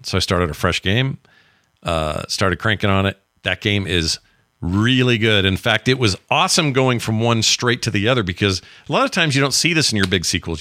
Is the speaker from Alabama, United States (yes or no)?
no; Utah, United States; my home state